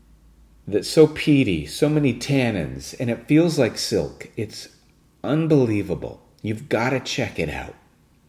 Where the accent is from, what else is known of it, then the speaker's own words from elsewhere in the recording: West Vancouver, British Columbia, Canada; now in Ontario, Canada; we went to West Vancouver, my hometown